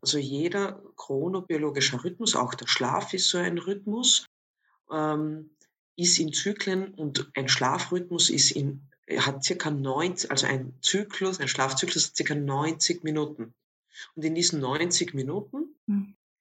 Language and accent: German; Villach, Carinthia, Austria; moved away as an adult; now in Vienna, Austria; Ursprünglich meine Wurzeln habe ich, wie man dann doch manchmal noch äh, unschwer erkennen kann, äh, an meiner Sprache in Kärnten. Also ich bin in Villach aufgewachsen